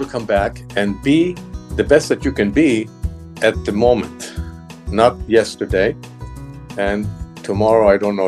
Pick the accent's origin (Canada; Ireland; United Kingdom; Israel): Israel; moved away; I grew up in Israel. I went to school in Israel.